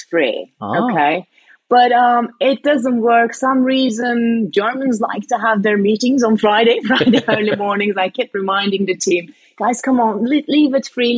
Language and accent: English; Istanbul, Turkey; now in United Kingdom; I was born and raised in Istanbul, Turkey, but I've been living in the UK for long enough that I call UK home